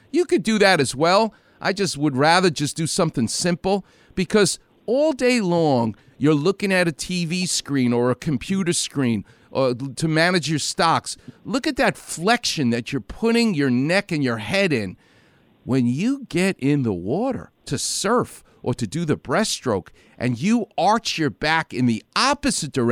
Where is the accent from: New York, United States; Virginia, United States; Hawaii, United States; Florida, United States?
New York, United States; I'm from New York.